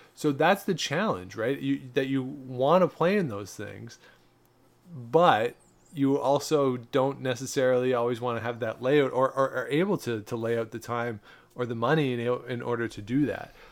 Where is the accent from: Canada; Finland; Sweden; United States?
Canada; we are Canadian